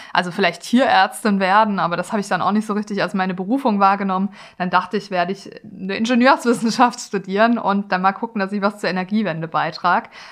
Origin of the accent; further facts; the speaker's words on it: Karlsruhe, Baden-Württemberg, Germany; Karlsruhe, wo ich auch aufgewachsen bin.